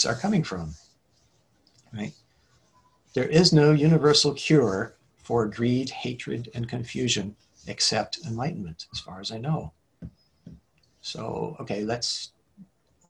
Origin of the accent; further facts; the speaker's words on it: Hillsborough, California, United States; also born or lived in San Mateo, California; I grew up in San Mateo Park and then Hillsboro